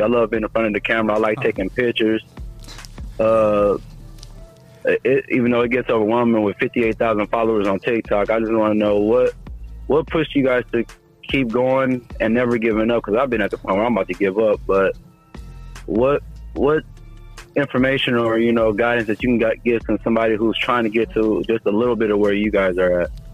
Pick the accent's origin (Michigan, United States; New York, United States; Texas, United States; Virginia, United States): Michigan, United States; I'm not from Ohio, I'm from Michigan